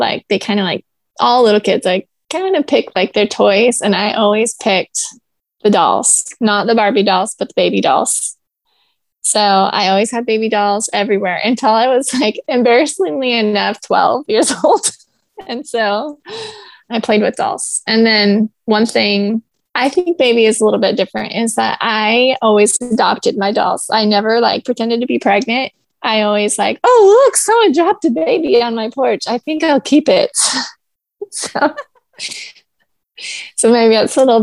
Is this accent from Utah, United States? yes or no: yes; Orem, Utah, United States; moved away; also born or lived in Long Beach, California; I grew up in Orem, Utah